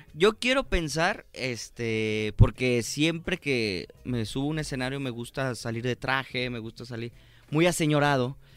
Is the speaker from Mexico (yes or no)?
yes; Guadalajara, Jalisco, Mexico; nací aquí en Guadalajara, Jalisco